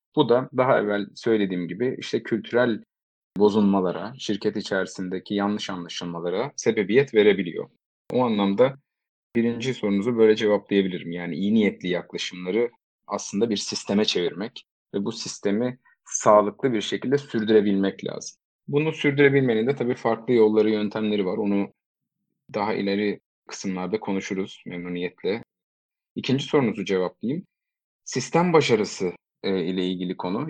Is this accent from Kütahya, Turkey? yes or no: no; Eskişehir, Turkey; moved away as an adult; also born or lived in Istanbul; 1987 Eskişehir doğumluyum. İstanbul macerama üniversite yıllarıyla birlikte başladım.